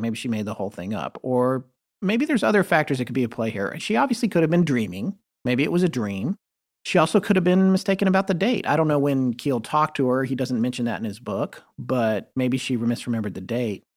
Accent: the South, North Carolina, United States; being from the South

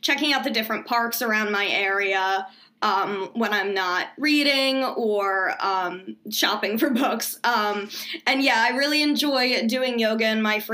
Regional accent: Philadelphia, Pennsylvania, United States; I'm 26, and I'm from Philadelphia, PA

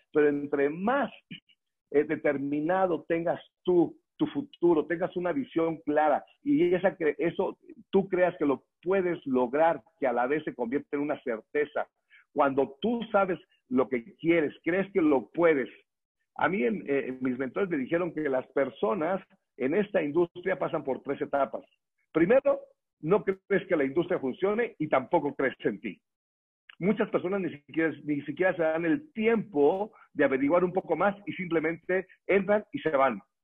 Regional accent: Morelia, Michoacán, Mexico; now in Mexico City, Mexico; Yo soy originario de Morelia, Michoacán

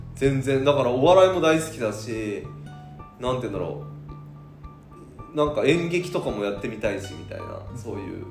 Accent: Niigata, Japan; born or raised there; moved away

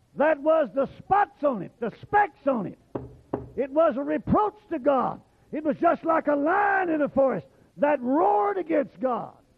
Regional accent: Oklahoma, United States; moved away; I was raised in Oklahoma

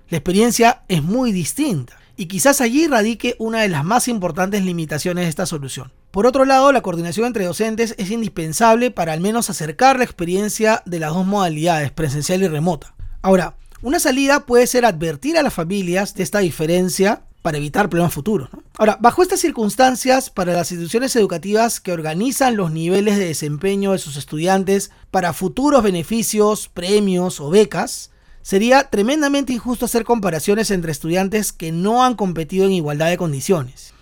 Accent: Peru; also born or lived in Lima, Peru; desde Lima, Perú

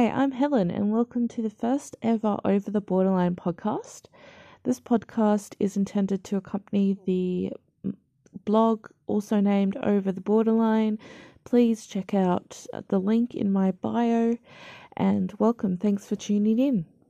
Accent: Australia; I'm Caucasian Australian born

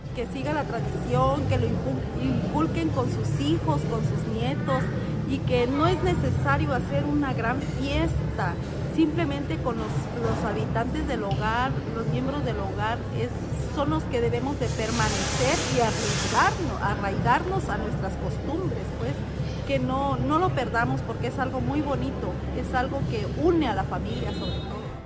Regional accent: Chiapas, Mexico; somos chiapanecos

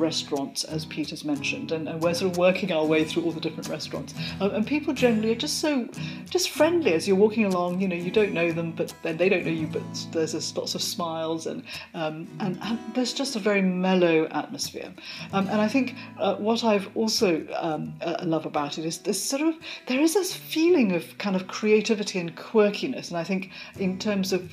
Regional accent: Malaysia; moved away; I'm from Malaysia

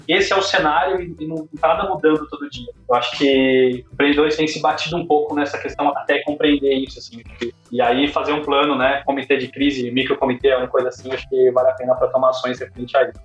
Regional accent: Brazil; como brasileiro

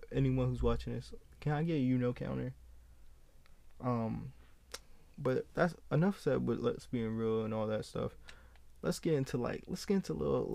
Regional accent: United States; as a young kid growing up in America

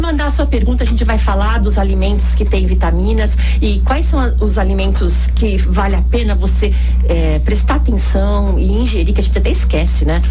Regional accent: Northeast Brazil, Brazil; now in Guarujá, Brazil; Eu tenho 62 anos e sou nordestina. Como uma boa nordestina

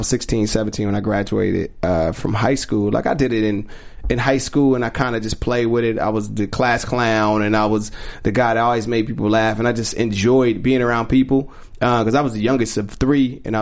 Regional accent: Rialto, California, United States; also born or lived in Compton, California; I grew up in a neighborhood called the Vineyards

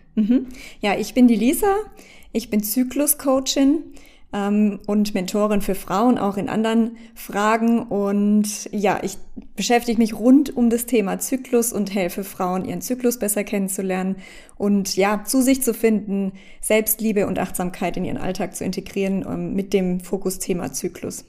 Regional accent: Baden-Württemberg, Germany; G8 hieß das bei uns in Baden-Württemberg ähm, damals, also ich komme ja aus Deutschland

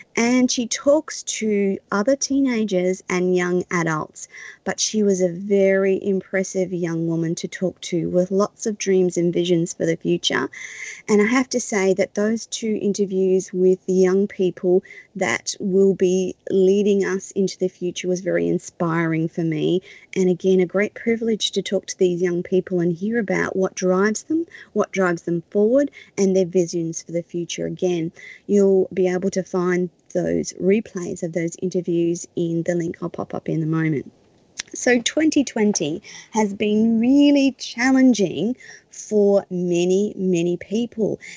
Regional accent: Australia; as an Australian

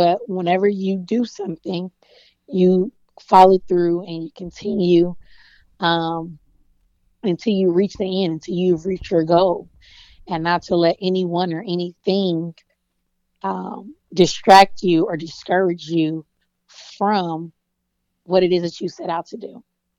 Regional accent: the South, United States; Man, you know, I'm from the South, so you know I'm coming with the jokes.

